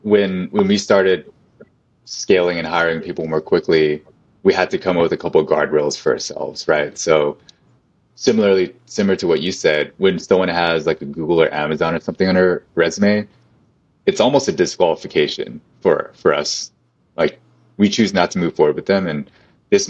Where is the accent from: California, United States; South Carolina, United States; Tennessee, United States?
California, United States; Long Beach; when I'm from Long Beach, California